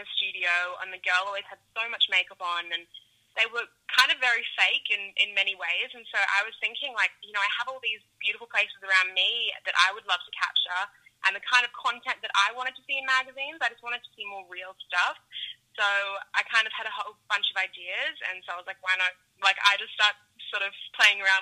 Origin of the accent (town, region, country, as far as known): Byron Bay, New South Wales, Australia; born or raised there; also born or lived in Melbourne